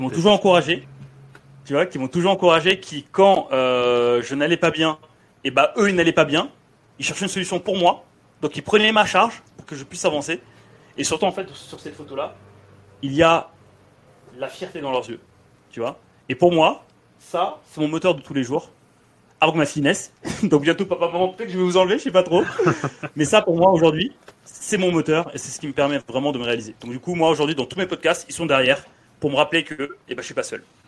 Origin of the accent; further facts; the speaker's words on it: France; also born or lived in Dakar, Senegal; je suis arrivé en France, j'avais 9 ans